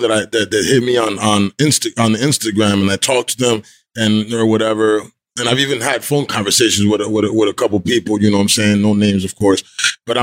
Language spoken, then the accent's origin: English; New Jersey, United States; I'm from Jersey.